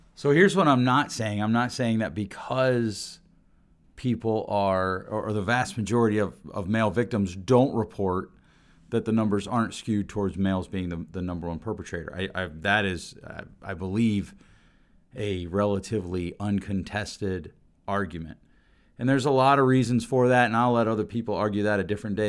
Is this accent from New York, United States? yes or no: no; Grand Rapids, Michigan, United States; here in my hometown of Grand Rapids, Michigan